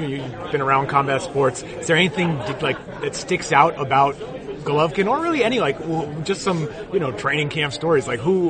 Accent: New York, United States; I'm from New York.

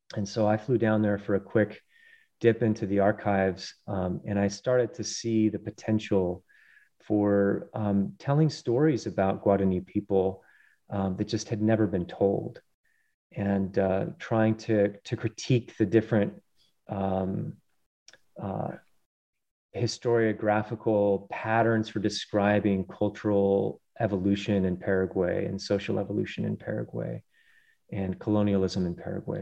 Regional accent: Colorado, United States; I grew up in uh, mainly in Colorado uh, on the plains and then spending lots of time in the Rockies

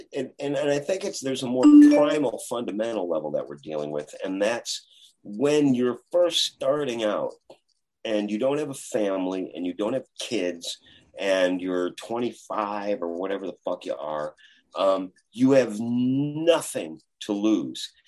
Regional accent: Chicago, Illinois, United States; I'm from Chicago

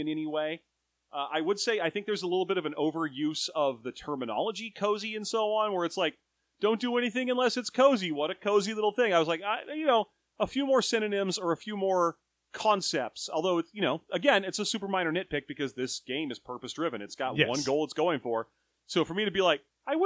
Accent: California, United States; we are Californian

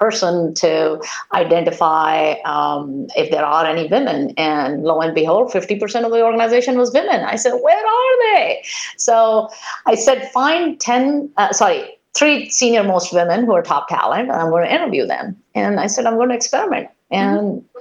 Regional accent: India; moved away as an adult; now in United States; I grew up in India, went to a school that was the ratio of men to women was 100-1.

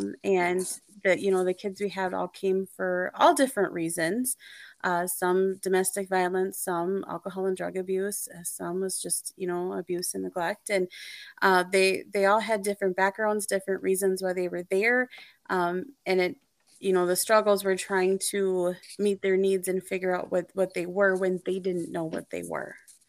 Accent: Minnesota, United States; I grew up in Minnesota, central Minnesota. We kind of moved around a lot.

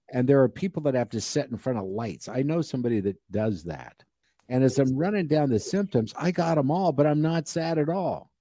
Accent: Nebraska, United States; I grew up in Nebraska

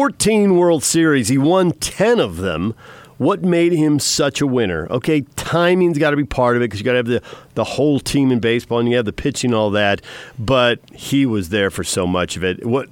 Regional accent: Southern California, United States; I grew up in Southern California

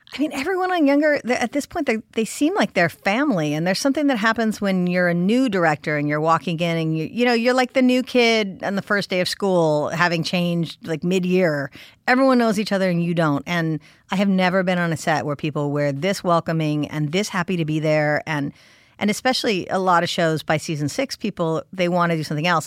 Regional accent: California, United States; I'm a California girl. I am born and raised in California

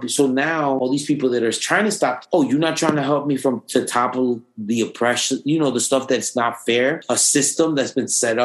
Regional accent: United States; being American

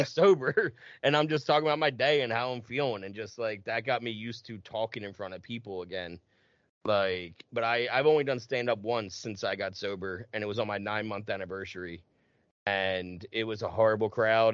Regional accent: New Jersey, United States; We're both from Jersey

